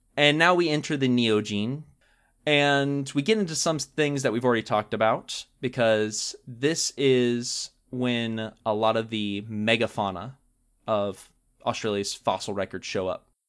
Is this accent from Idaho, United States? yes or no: no; Georgia, United States; moved away; when I was growing up in Georgia